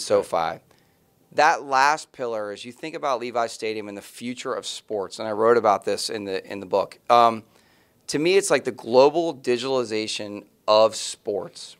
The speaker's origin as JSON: {"language": "English", "town": "Philadelphia", "region": "Pennsylvania", "country": "United States", "tie": "born or raised there", "said": "where I was growing up in the Philadelphia Eagles built a stadium"}